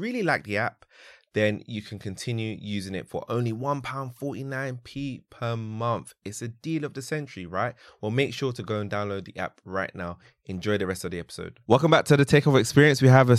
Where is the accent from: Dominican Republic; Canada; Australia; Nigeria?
Nigeria; I'm Nigerian.